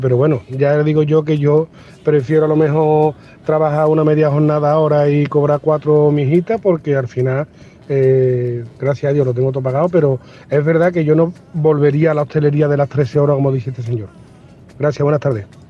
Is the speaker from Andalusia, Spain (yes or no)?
yes; Cádiz, Andalusia, Spain; moved away as an adult; now in Seville, Spain; yo soy de Cádiz, entonces yo me vine de Cádiz para acá para trabajar